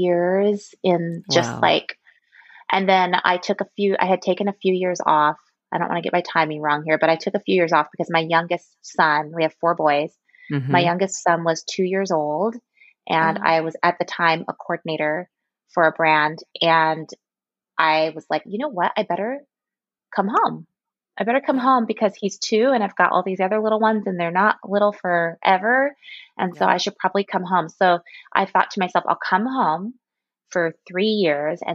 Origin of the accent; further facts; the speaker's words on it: Anacortes, Washington, United States; moved away as an adult; also born or lived in Seattle / Portland, Oregon / Texas; now in Ohio, United States; I was born in Seattle, raised in Anacortes, which is north of Seattle